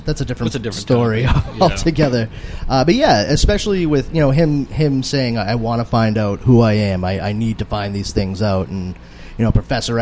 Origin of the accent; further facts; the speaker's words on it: Boston, Massachusetts, United States; I'm originally from Charlestown. It used to be a very, very Irish section. It's sort of like mini South Boston